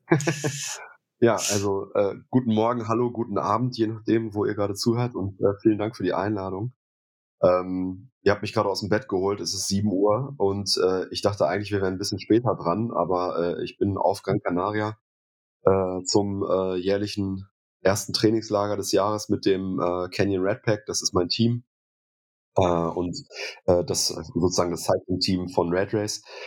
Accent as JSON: {"language": "German", "town": "Münster", "region": "North Rhine-Westphalia", "country": "Germany", "tie": "born or raised there", "said": "ich komme aus Münster"}